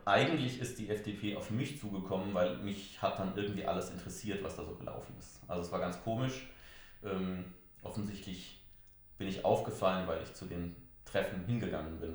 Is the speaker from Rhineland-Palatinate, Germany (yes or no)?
yes; Haagsheim, Rhineland-Palatinate, Germany; in meinem Heimatort in Haagsheim